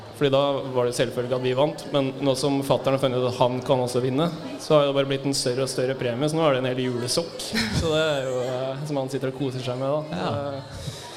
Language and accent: Norwegian; Rena, Innlandet, Norway; moved away; kommer fra lita bygd på Østlandet. Ja. Rena.